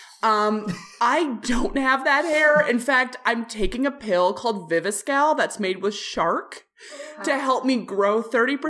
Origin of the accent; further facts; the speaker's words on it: Midwest, United States; I'm being from the Midwest